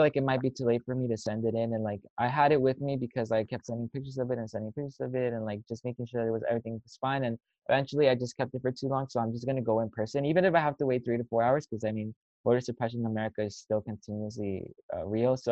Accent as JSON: {"language": "English", "area": "San Fernando Valley", "region": "California", "country": "United States", "said": "I'm from the San Fernando Valley"}